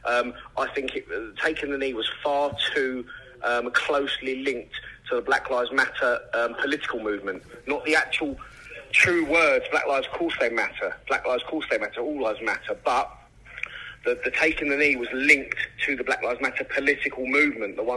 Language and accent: English; England, United Kingdom; I'm fully English